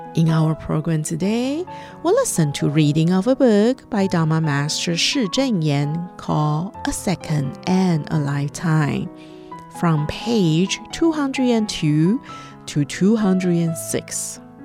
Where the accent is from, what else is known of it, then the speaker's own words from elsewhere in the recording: Hualien, Hualien County, Taiwan; I'm from Hualien, Taiwan.